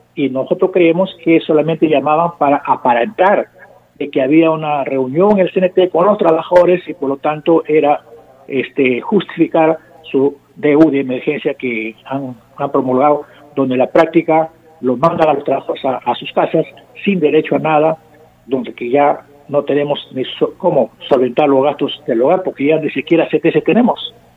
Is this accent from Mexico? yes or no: no; Peru; somos los peruanos y peruanas